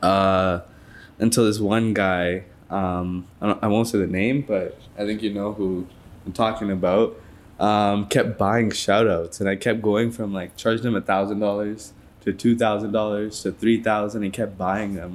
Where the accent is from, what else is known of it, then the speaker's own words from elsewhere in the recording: Toronto, Ontario, Canada; I'm from Toronto